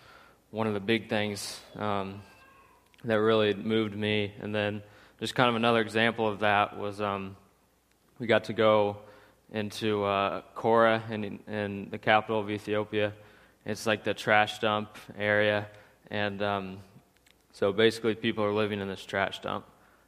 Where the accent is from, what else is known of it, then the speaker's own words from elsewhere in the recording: St. Joseph, United States; I grew up here in St. Joe